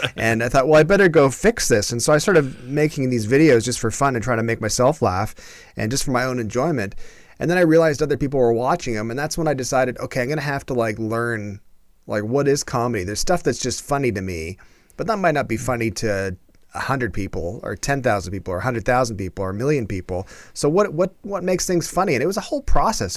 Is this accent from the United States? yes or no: no; Canada; a Canadian